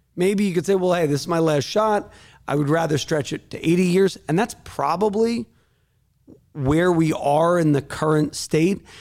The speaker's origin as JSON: {"language": "English", "region": "Northeast", "country": "United States", "said": "I'm not from Tennessee. I'm not from the Bible Belt. I'm from the Northeast"}